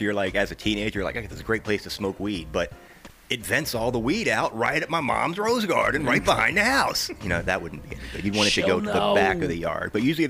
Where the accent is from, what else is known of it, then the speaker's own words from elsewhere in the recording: New York, United States; I'm from Long Island, remember?